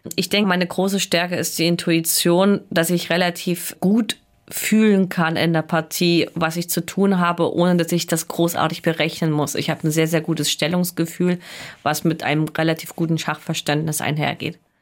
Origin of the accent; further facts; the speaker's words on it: Erfurt, Thuringia, Germany; ich bin ja aus Erfurt